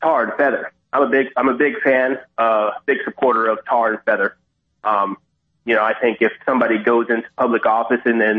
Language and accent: English; California, United States; moved away; I'm from California originally, born and raised